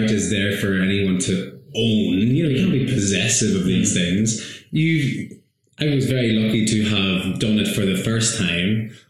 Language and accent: English; Ireland; mm my place of where I how I identify as an Irish person etc., etc.